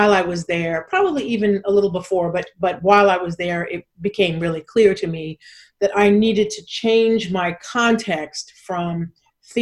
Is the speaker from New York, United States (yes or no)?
yes; New York City, New York, United States; I grew up in New York City in the South Bronx and then the Lower East Side